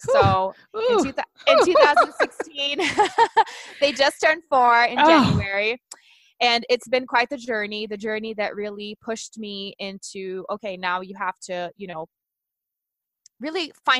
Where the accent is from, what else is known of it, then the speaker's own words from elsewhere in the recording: Brazil; English is a second language; moved away; I'm originally from Brazil